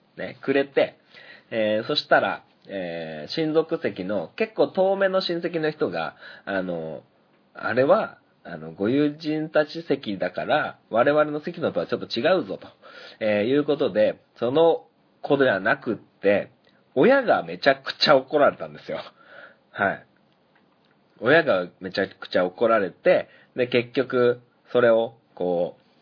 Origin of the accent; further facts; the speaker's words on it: Sanjō, Niigata, Japan; 三条市に ある僕の実家